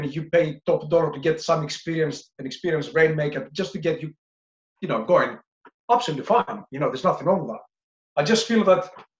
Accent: Greece; moved away as an adult; also born or lived in London, United Kingdom / Singapore; now in United Kingdom; my early years when I moved from Greece to London, to the UK

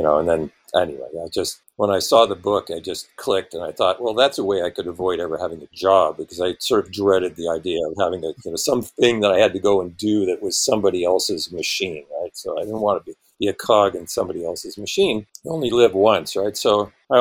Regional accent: Bay Area, California, United States; I was born in the Bay Area in 1952

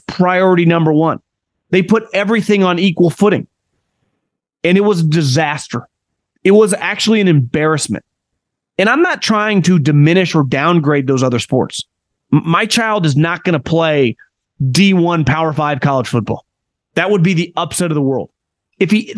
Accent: Davis, California, United States; I grew up in Davis

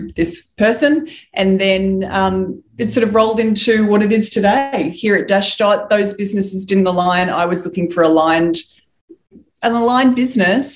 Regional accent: Wollongong, New South Wales, Australia; I was born in the Gong. For anyone that doesn't know that, it's Wollongong.

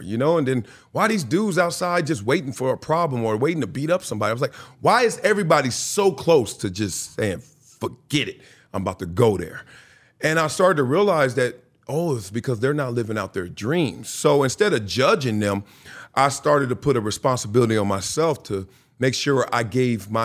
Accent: Los Angeles, California, United States; also born or lived in Compton, California; I'm from Compton, California. Raised there to the age of 5 or 6. Then we moved to greener pastures, South Central

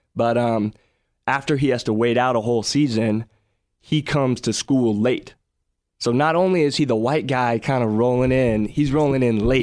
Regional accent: Dallas, Texas, United States; I was born and raised in Dallas

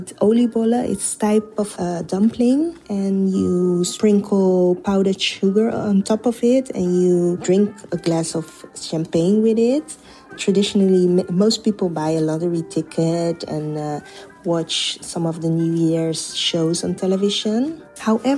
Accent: Netherlands; I was born and raised in the Netherlands myself

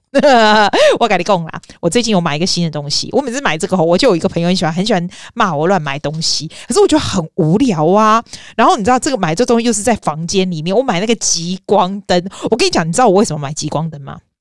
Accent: Taipei, Taiwan; now in Sydney, Australia; 我们小时候在台北的时候，我们家哦

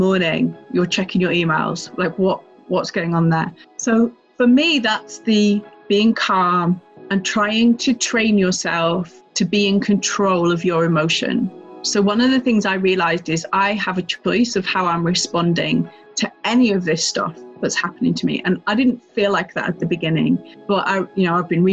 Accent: Lake District, North West England, United Kingdom; moved away as an adult; also born or lived in London; I am originally from the north of England on the Scottish border. Some people might know it as the Lake District

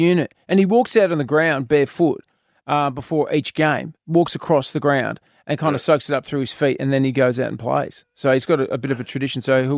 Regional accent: Australia; I'm Australian.

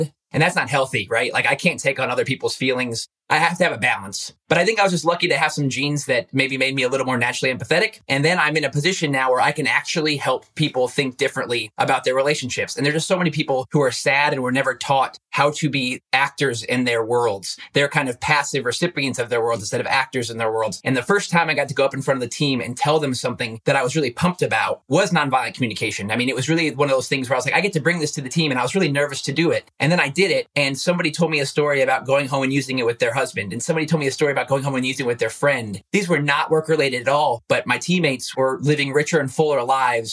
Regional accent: Goshen, Indiana, United States; I come from Goshen, Indiana. It's northern Indiana

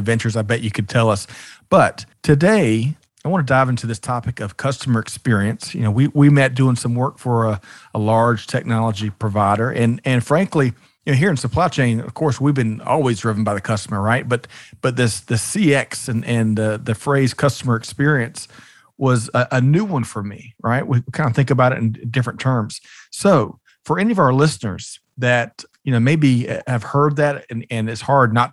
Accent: South Carolina, United States; we got WGN where I grew up in South Carolina

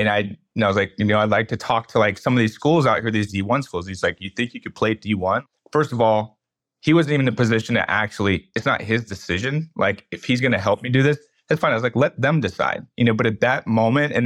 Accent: Bay Area, California, United States; moved away as an adult; now in Reno, United States; I'm from the Bay Area. When I grew up there

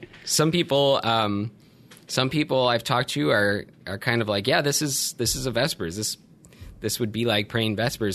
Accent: Buffalo, New York, United States; moved away as an adult; So I grew up in Buffalo, New York. Um, I went to grade school and high school there.

